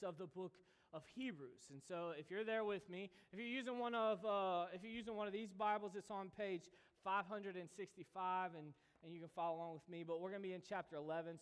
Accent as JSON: {"language": "English", "country": "United States", "said": "we, as American Christians"}